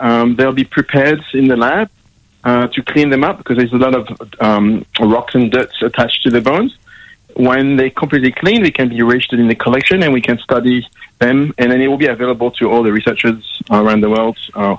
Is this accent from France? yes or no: yes; France; English is a second language; now in Australia